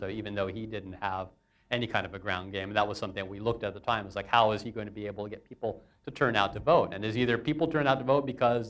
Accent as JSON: {"language": "English", "country": "United States", "said": "I appreciate the opportunity the BBC has given me as an American to explain U.S. politics to the world"}